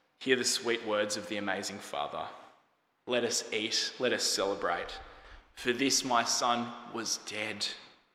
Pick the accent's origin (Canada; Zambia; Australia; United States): Australia; As an Australian